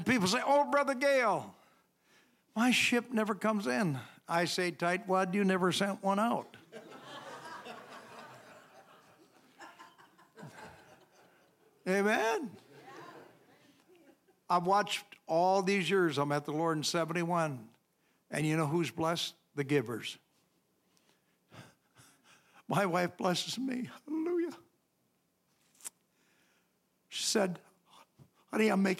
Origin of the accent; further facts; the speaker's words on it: Chippewa Falls, Wisconsin, United States; I grew up down in Chippewa Falls